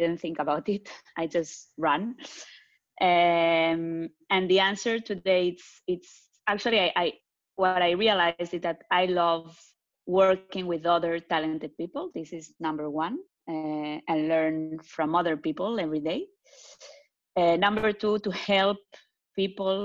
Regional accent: Barcelona, Catalonia, Spain; accent: Spanish; English is a second language; moved away as an adult; also born or lived in France / Tel Aviv, Israel; now in Zurich, Switzerland; I'm originally Spanish, for the ones that didn't get the accent yet, which is probably not no one. I was born in France, but grew up in Barcelona.

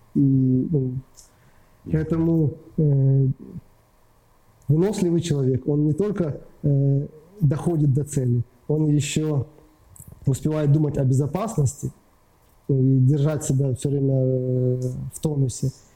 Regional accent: Ukraine

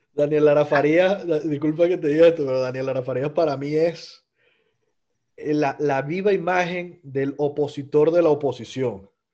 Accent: Caracas, Capital District, Venezuela; moved away; como venezolano extraño mi casa, extraño ver mi Cerro Ávila

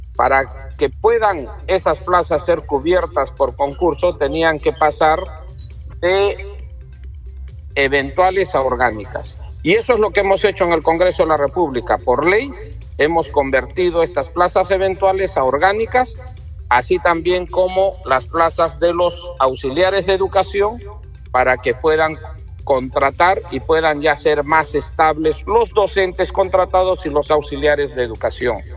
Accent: Peru

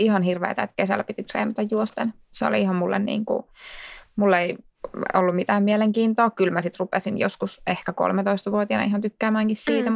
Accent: Laukaa, Central Finland, Finland; moved away as an adult; now in Vantaa, Finland; mä oon kotoisin Laukaasta, Keski-Suomesta

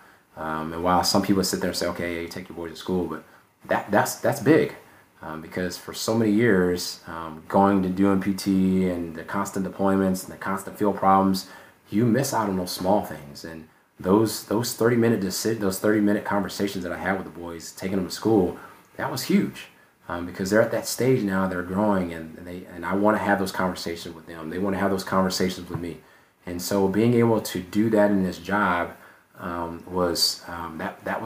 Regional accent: Brunswick, Georgia, United States; moved away as an adult; Hunter Army Airfield was an hour away from my hometown in Brunswick, Georgia

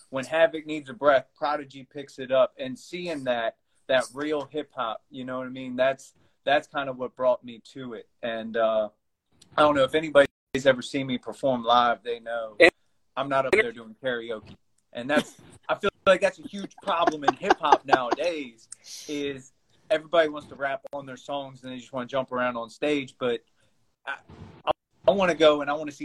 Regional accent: Stephens City, Virginia, United States; I'm from Stevens City, Virginia, and since I've been young, everybody has called it the Gritty

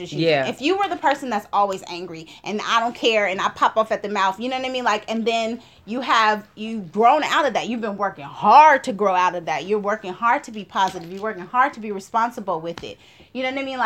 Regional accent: Oakland, California, United States; moved away; I'm from Oakland.

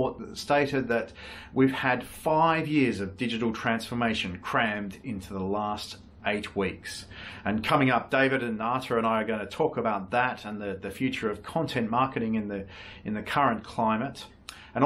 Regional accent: Tasmania, Australia; now in Singapore; my home state of Tasmania

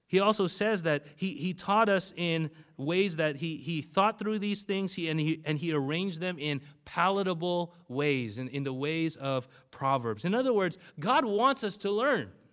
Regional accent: Bellflower, California, United States; I did grow up in this particular area, very close uh, to the Bellflower area. I went to a Dutch Reformed high school in Cerritos

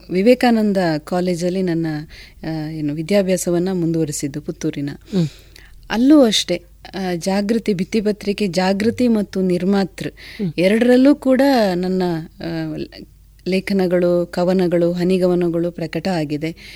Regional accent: Adoor, Kerala, India; ನಮ್ಮದು ಕಾಸರಗೋಡಿನ ಅಡೂರು ಅನ್ನುವಂಥ ಒಂದು ಪುಟ್ಟ ಗ್ರಾಮ

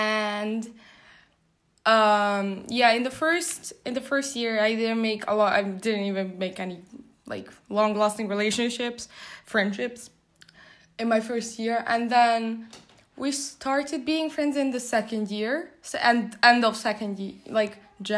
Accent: Hungary; now in Poland; I'm from Hungary, but I live in Poland and I attend an international school where I do the IB diploma right now.

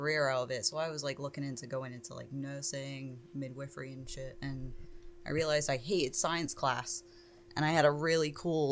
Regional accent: England, United Kingdom; moved away; I'm obviously from England.

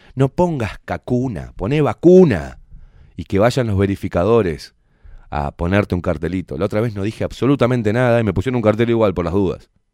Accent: Uruguay; me duele mi país, me duele mi gente, mi vecino, me, duele me duelen los pibes, me duelen, la, me los viejos, me duele el Uruguay

